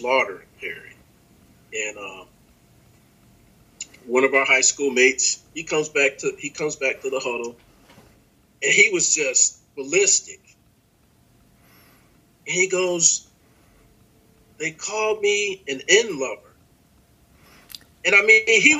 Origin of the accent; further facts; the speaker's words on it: Painesville, Ohio, United States; moved away; The environment that we all grew up in, it was just like the issue of race was never presented to us in a negative way